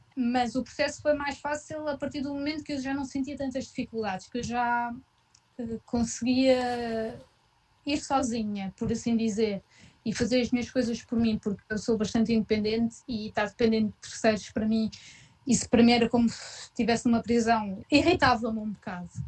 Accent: Portugal; now in Gütersloh, Germany; Não é como em Portugal, pelo menos de um, de onde eu venho

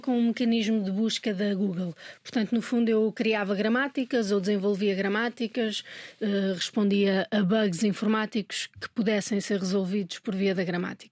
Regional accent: Minho, Portugal; moved away; also born or lived in Lisbon / Brazil; Eu sou minhota e eu noto muita diferença entre o português do Minho e o português de Lisboa nós temos muito, muitas mais palavras do que em Lisboa.

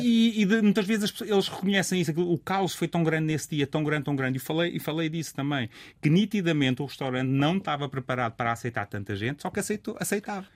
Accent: Rio Maior, Santarém District, Portugal; moved away as an adult; also born or lived in Lisbon; eu sou de Rio Maior

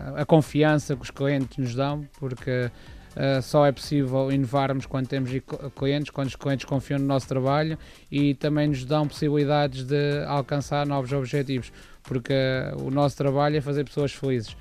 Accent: Montemor-o-Velho, Centro, Portugal; eu sou de Monte Mor Velho

